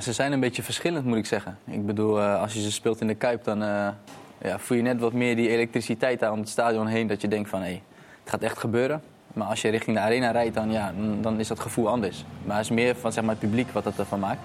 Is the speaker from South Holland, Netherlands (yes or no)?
yes; Rotterdam, South Holland, Netherlands; voor mij ook als Rotterdamse jongen